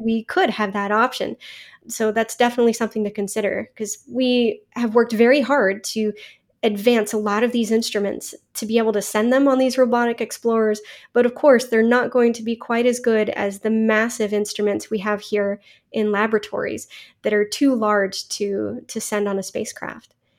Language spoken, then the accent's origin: English; Florida, United States; I grew up in Florida